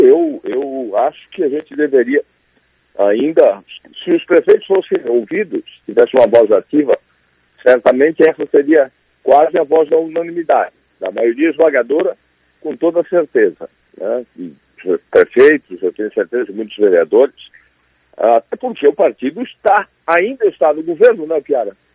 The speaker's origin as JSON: {"language": "Portuguese", "region": "Santa Catarina", "country": "Brazil", "said": "para a gente é catarinense"}